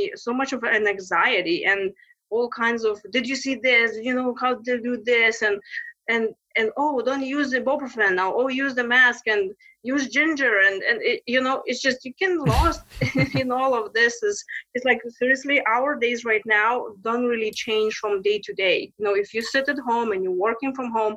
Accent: Lithuania; accent: Lithuanian; English is a second language; moved away as an adult; also born or lived in Texas; now in United States; my Lithuanian maiden name

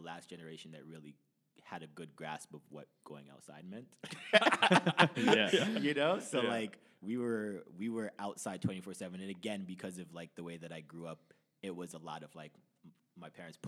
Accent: Brampton, Ontario, Canada; also born or lived in Toronto; Born in Toronto, raised in Brampton, but like raised since I was like five.

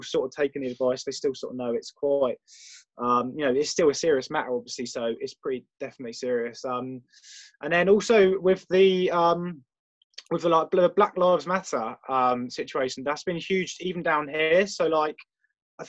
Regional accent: Isle of Wight, South East England, United Kingdom; I'm from the Isle of Wight

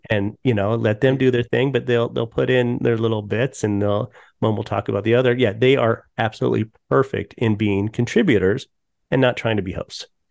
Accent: Colorado, United States; I grew up in Colorado

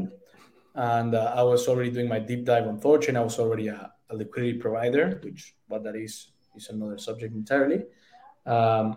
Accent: Mexico; I'm from Mexico. I'm very proud of our culture

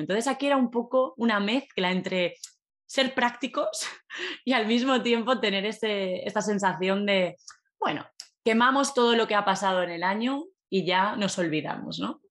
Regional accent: Valencia, Valencian Community, Spain; yo soy de Valencia

